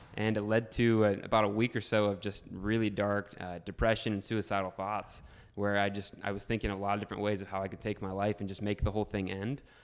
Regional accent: Northeast Ohio, United States; also born or lived in Columbus, Ohio; I'm a thirty-year-old, uh, kid from Ohio. Grew up in a small little town, Northeast Ohio

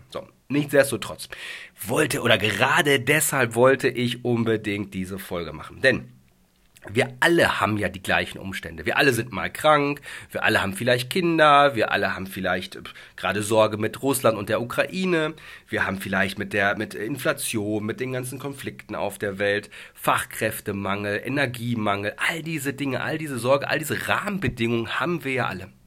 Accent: Dortmund, North Rhine-Westphalia, Germany; ich komme aus dem Ruhrgebiet. Ich bin gebürtiger Dortmunder.

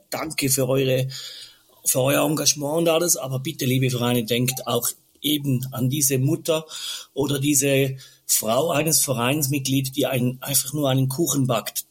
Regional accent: Switzerland; bei uns in der Schweiz

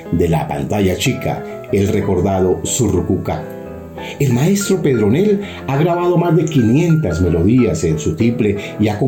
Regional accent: Charalá, Santander, Colombia; Pues Charalá es mi pueblito, allá nací.

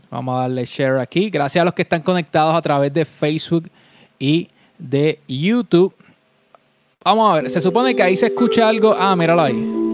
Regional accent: Vega Baja, Puerto Rico; Yo soy de Vega Baja

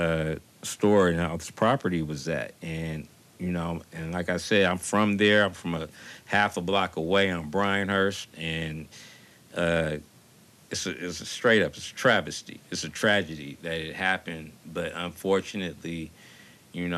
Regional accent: Los Angeles, California, United States; moved away as an adult; also born or lived in Oakland, California; now in Bay Area, United States; I was born here, but I spent a lot of my formative years in Los Angeles. It's where I went to school at, and it's where my mother still resides

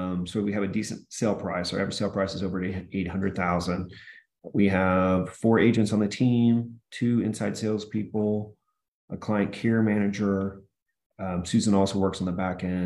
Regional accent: Austin, Texas, United States; also born or lived in Michigan; I was initially in Michigan, and then 1981, we moved to Texas, and then just went to high school at Westwood here in Austin

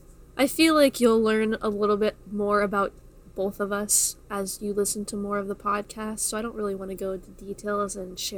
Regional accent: Florida, United States; I am born and raised in Florida. I've lived here my whole life.

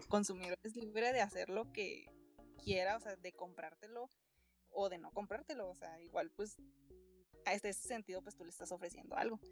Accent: Ciudad Juárez, Chihuahua, Mexico; soy de Ciudad Juárez, Chihuahua.

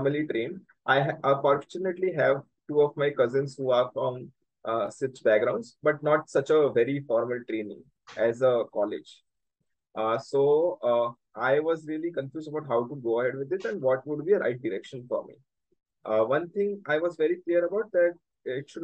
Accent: Surat, Gujarat, India; I was brought up in Surat

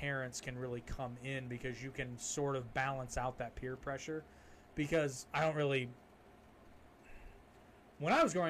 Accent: United States; we're American

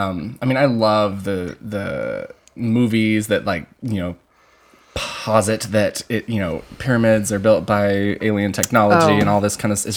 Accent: Asheville, North Carolina, United States; in Asheville, North Carolina, which is my hometown, by the way.

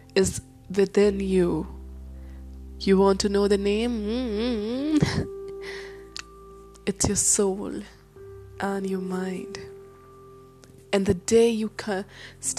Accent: India; I'm an Indian girl

